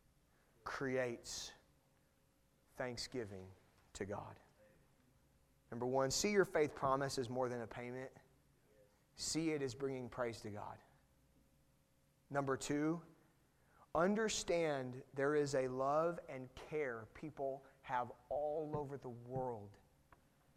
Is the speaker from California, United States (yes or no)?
yes; California, United States; I'm from California